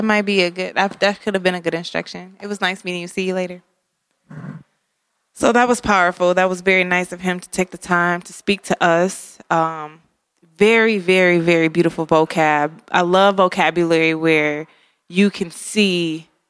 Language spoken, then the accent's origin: English; Detroit, Michigan, United States; I'm from Detroit